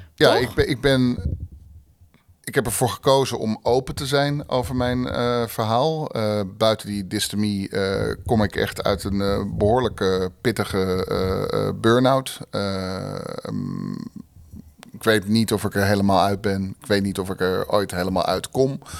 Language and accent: Dutch; Haarlem, North Holland, Netherlands; moved away as an adult; now in Rotterdam, Netherlands; geboren en getogen in Haarlem. Eh, in 96 naar Rotterdam gekomen